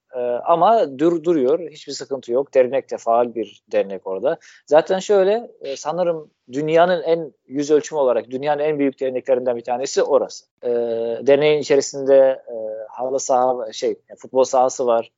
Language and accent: Turkish; Damascus, Damascus Governorate, Syria; Turkish is a second language; moved away as an adult; also born or lived in Mersin, Turkey; now in Adana, Turkey; Şam'da doğdum. Orada büyüdüm. 18 ee, yaşıma kadar orada yaşıyordum.